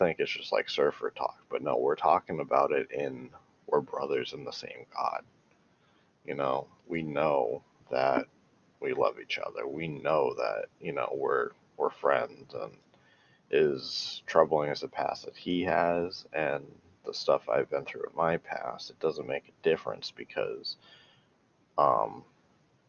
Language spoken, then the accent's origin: English; United States; I'm from America